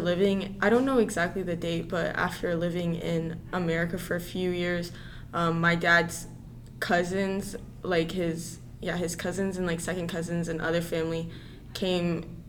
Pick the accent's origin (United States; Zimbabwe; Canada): United States; North Alabama; I was born in North Alabama, so I've been in the school system for 15 years.